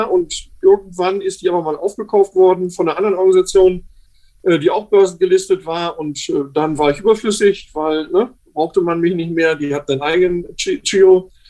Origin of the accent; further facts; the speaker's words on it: Berlin, Germany; Das erträgt man äh, nur sehr, sehr schwer als Berliner.